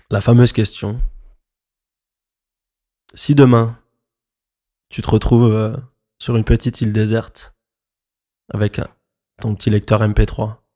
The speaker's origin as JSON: {"language": "French", "town": "Montreuil", "region": "Île-de-France", "country": "France", "said": "Moi, je viens de Montreuil."}